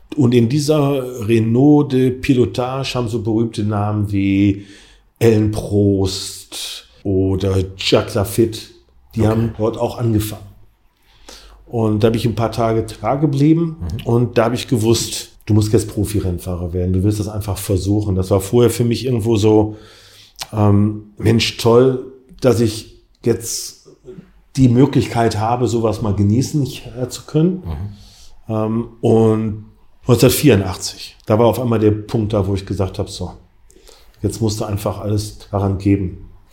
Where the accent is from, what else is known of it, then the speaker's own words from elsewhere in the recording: Essen, North Rhine-Westphalia, Germany; im Freundeskreis hier bei uns in Essen